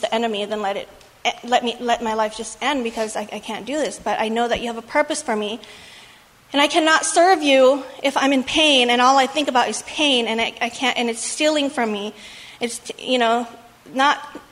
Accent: Thailand; moved away; My family, they're all Buddhists, and we're from Thailand

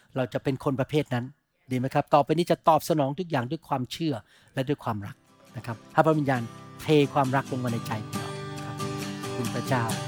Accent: Thailand; เราที่เป็นคนไทย

